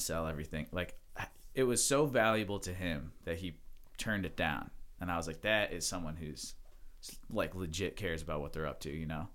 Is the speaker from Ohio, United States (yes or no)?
yes; Mentor, Ohio, United States; I was born in Mentor, Ohio